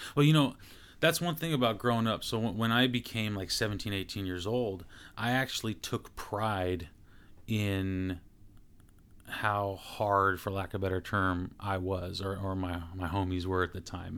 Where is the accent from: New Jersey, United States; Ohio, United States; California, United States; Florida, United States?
California, United States; Stockton; growing up in Stockton was interesting